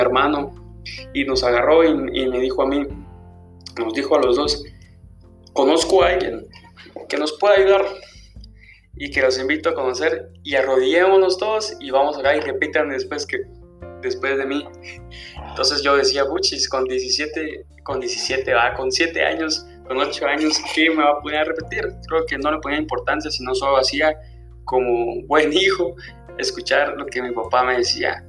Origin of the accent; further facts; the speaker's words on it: Villa Nueva, Guatemala Department, Guatemala; yo soy de Villanueva